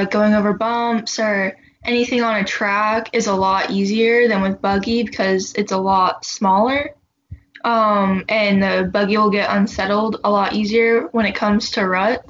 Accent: Stuart, Florida, United States; I'm from Stuart, Florida.

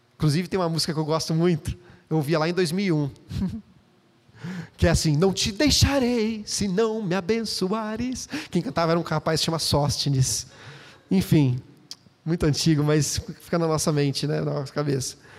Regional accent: Campinas, São Paulo, Brazil; moved away as an adult; now in Valinhos, Brazil; voltamos para Campinas, onde eu nasci

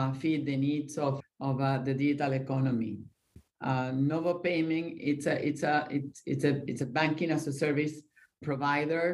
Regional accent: Venezuela; now in Miami, United States; I grew up in Venezuela

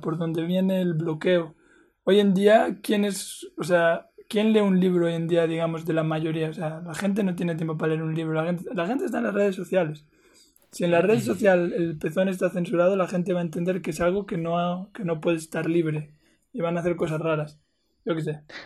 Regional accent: Spain; moved away; also born or lived in Colombia; yo crecí en España, ¿no? Por muchos años

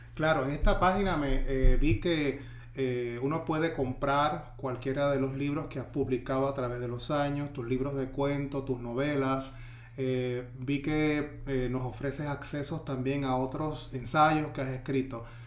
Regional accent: Ponce, Puerto Rico; en mi pueblo, en Ponce

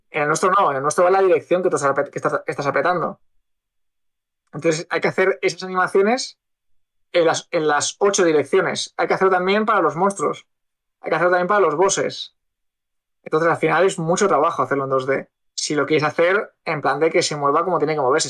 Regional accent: Spain; somos españoles

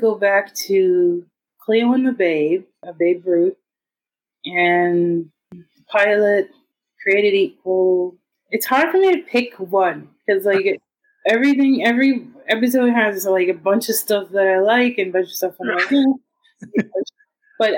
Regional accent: New York, United States; I'm a New Yorker

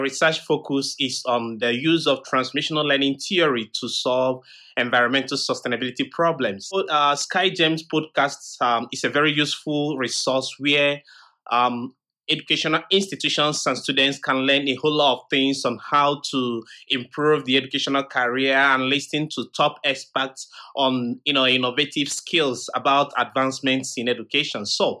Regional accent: Nigeria; moved away as an adult; also born or lived in Nsukka, Nigeria; now in Shanghai, China; I'm a Nigerian and a lecturer at the University of Nigeria, Suka. Currently, I'm based in Shanghai, where I'm carrying out some research.

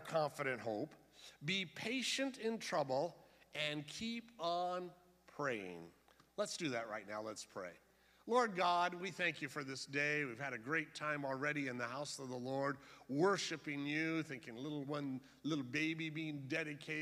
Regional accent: San Diego, California, United States; I was raised in George Evans Church down in East San Diego

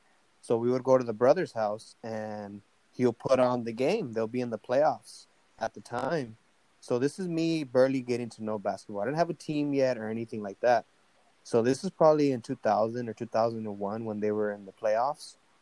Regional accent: United States; I was born in the United States

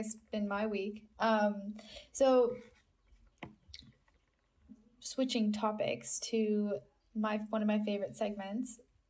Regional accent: United States; moved away as an adult; I grew up in America and then have been living overseas for many years.

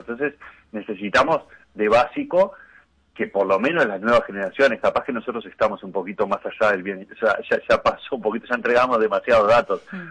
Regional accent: Uruguay

